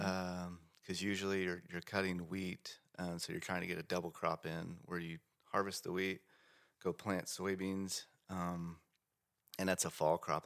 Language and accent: English; Bartlesville, Oklahoma, United States; my hometown in Bartlesville.